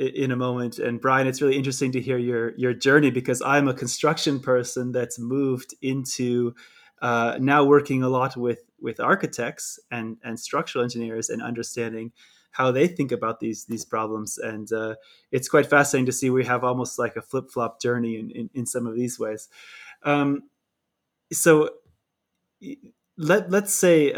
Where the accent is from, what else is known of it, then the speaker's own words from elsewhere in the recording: California, United States; accent: California; moved away; I struggle between my California accent and my speaking in a German speaking country